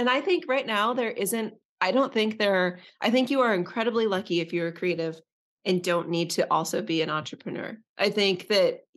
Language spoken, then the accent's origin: English; Northern California, United States; I was born in Northern California.